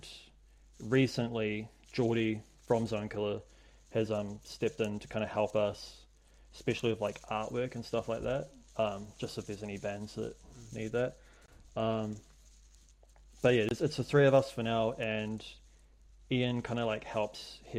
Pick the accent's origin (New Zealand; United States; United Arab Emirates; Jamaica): New Zealand; Hamilton, Waikato; moved away as an adult; now in Wellington, New Zealand; I grew up in Hamilton